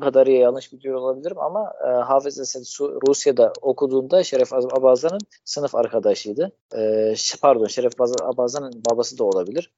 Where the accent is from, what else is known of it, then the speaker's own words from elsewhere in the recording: Damascus, Damascus Governorate, Syria; Turkish is a second language; moved away as an adult; also born or lived in Mersin, Turkey; now in Adana, Turkey; Şam'da doğdum. Orada büyüdüm. 18 ee, yaşıma kadar orada yaşıyordum.